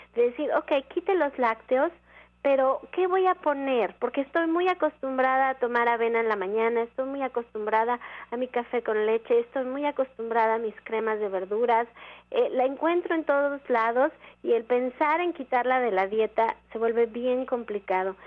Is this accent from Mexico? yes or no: yes; Mexico; como mexicano